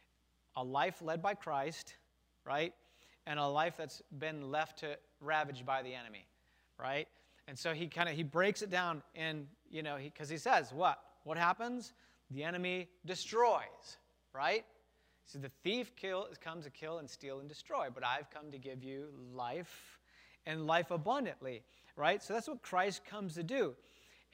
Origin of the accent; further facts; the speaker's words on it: Wisconsin, United States; I grew up in Wisconsin in a factory town. We had American Motors, which became Chrysler